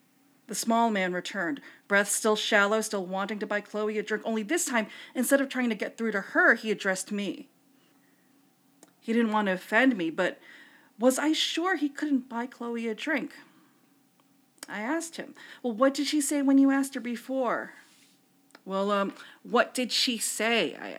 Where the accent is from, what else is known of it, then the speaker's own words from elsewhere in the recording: Philippines; For I am Filipino, and as karaoke is practically the Philippines' national sport, along with basketball and cockfighting, I felt duty-bound to attend.